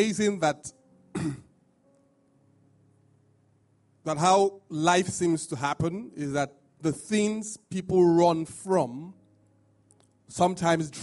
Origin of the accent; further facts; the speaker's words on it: Nigeria; being Nigerian